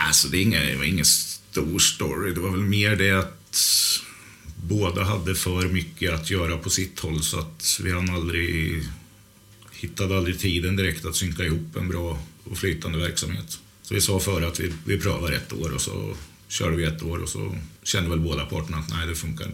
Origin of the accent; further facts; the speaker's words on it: outside Norrköping, Östergötland, Sweden; Jag kommer utanför Norrköping. Det är en familjegård som heter Skrikhult som ligger mellan Norrköping och Finspång